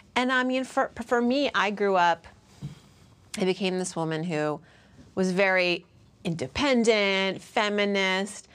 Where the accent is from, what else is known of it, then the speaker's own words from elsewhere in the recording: Worcester, Massachusetts, United States; I grew up in Worcester, Massachusetts, which then and still, largely white